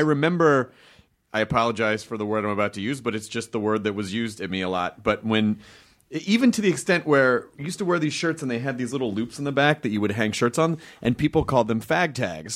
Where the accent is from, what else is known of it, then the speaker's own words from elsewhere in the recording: the South, United States; growing up in the South